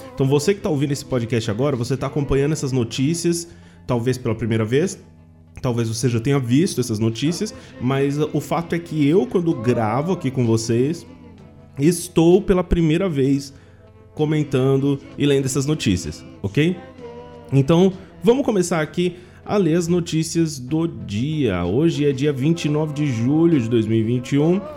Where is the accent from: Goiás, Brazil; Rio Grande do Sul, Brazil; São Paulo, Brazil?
São Paulo, Brazil; Penápolis; Eu sou de Penápolis, interior de São Paulo